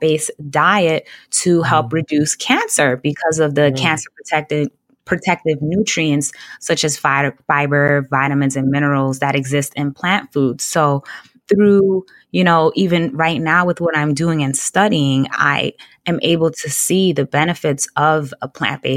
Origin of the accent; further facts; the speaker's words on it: New York City, New York, United States; I grew up in Brooklyn, New York, and my family is all from Jamaica. I'm the only one born here in the U.S.